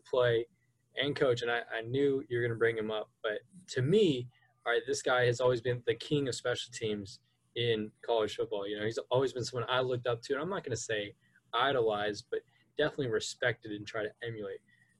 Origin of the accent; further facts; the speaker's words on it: Fresno, California, United States; I remember growing up in Fresno